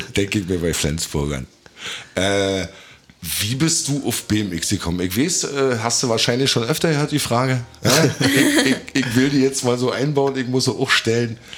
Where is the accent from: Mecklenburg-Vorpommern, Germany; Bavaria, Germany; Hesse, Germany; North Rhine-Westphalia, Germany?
Mecklenburg-Vorpommern, Germany; Rügen; now in Berlin, Germany; Ich bin ja auch Rüganer